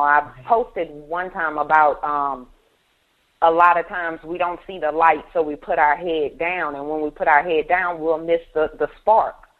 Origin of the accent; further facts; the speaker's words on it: Baton Rouge, Louisiana, United States; I am from Baton Rouge, Louisiana